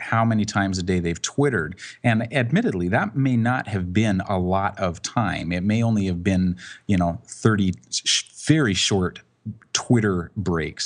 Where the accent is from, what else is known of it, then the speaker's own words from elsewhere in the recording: Canada; I'm a Canadian, but I live on the West Coast